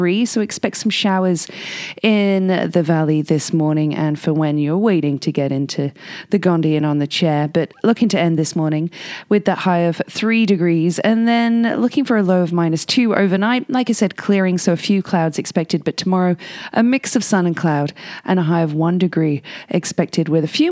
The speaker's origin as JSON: {"language": "English", "region": "England", "country": "United Kingdom", "moved": "yes", "lives_now": "Whistler, Canada", "said": "I'm English"}